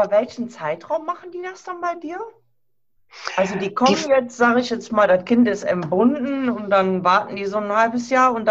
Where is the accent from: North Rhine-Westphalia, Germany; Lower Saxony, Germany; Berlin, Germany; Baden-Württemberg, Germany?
North Rhine-Westphalia, Germany; Krefeld; Ich komme ja aus Nordrhein-Westfalen, aus Krefeld in der Nähe von Düsseldorf.